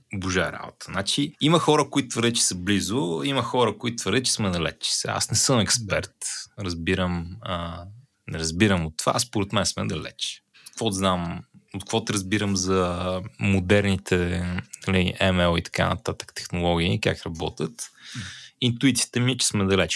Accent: Botevgrad, Sofia Province, Bulgaria; По принцип не съм от Бургас. В принцип съм от Ботевград

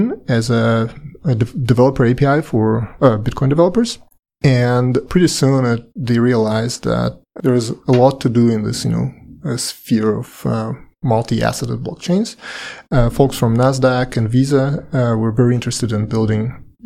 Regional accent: Saint Petersburg, Russia; moved away as an adult; also born or lived in Paris, France; now in United States; I'm Russian. I was born and lived in St. Petersburg for quite a long time. Later, I moved to Paris and lived 8 years in France.

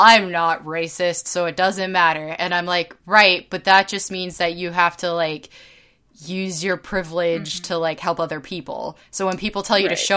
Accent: Bay Area of California, United States; I grew up in the Bay Area of California

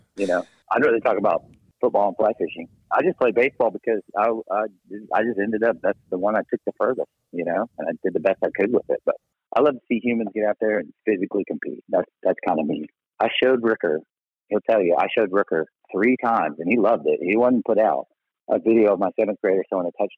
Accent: Texas, United States; also born or lived in Mississippi; I'm from Texas

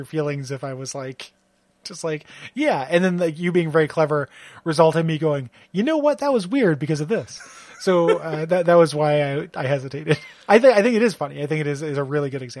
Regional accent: Aurora, Illinois, United States; moved away; in Aurora, Illinois, in my Hardee's days

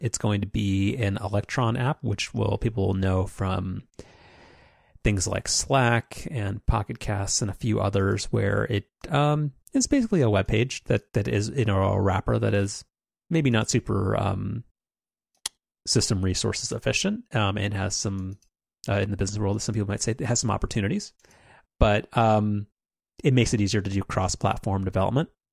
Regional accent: United States; I was an American child in the nineteen nineties.

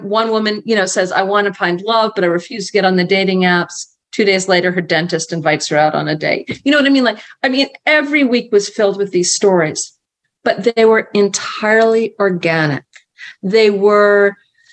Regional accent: Marion, Massachusetts, United States; I grew up in Marion

